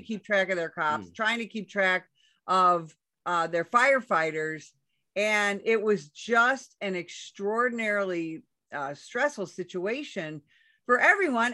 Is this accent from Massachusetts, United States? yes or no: no; Chicago, Illinois, United States; moved away as an adult; also born or lived in Southern Arizona; now in Arizona, United States; I come from Chicago